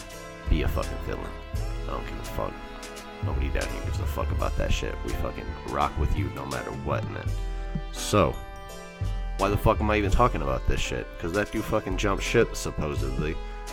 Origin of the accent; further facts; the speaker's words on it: Texas, United States; As a Texas guy, that shit kind of fucking sucks.